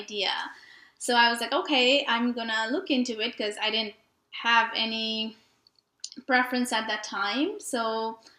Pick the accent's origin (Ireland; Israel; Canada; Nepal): Nepal; moved away as an adult; now in Fort Worth, United States; I was born and raised in Nepal and moved here about 10 years ago